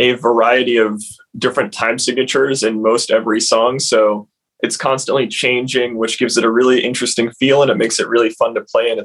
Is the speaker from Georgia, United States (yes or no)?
yes; Statesboro, Georgia, United States; I am from Statesboro, Georgia. It's about an hour outside of Savannah